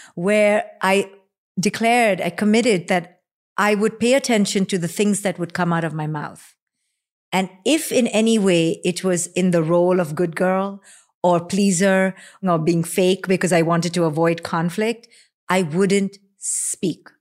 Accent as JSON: {"language": "English", "country": "India", "tie": "born or raised there", "moved": "yes", "said": "you and I growing up in India"}